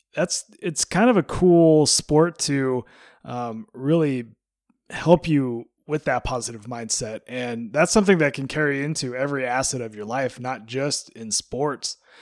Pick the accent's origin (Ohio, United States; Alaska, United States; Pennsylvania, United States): Alaska, United States; moved away; growing up in Alaska, we just got tennis at my high school